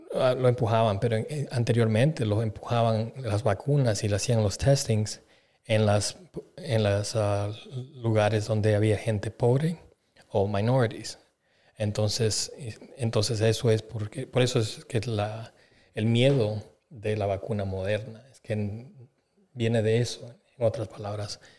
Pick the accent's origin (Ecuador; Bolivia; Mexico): Bolivia; moved away; yo soy de Bolivia